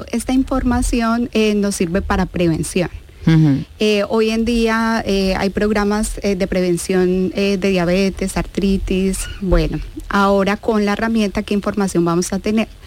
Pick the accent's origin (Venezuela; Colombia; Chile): Colombia; moved away as an adult; also born or lived in Granada; now in Seville, Spain; En Sevilla ya seis años. Em, y yo nací en Colombia, en Colombia.